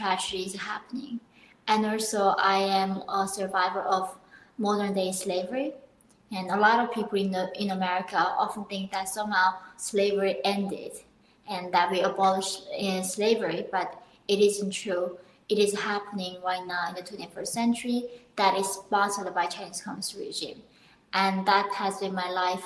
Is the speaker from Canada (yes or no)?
no; North Korea; now in United States; I was born in North Korea in 1993 in the border, like northern part of Korea